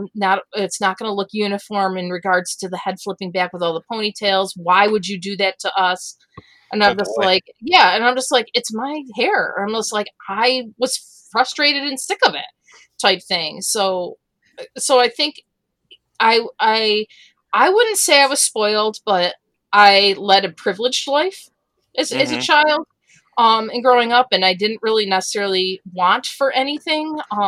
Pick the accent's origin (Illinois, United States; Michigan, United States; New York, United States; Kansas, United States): New York, United States; Avon; also born or lived in Warsaw, New York / Lakeville, New York / Livonia, New York; I grew up in Avon